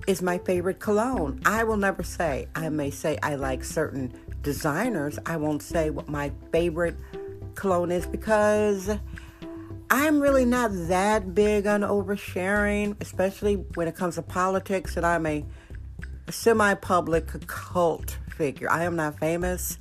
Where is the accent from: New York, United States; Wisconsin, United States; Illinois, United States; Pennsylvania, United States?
Wisconsin, United States; now in San Francisco, United States; I was born, raised, and educated in Wisconsin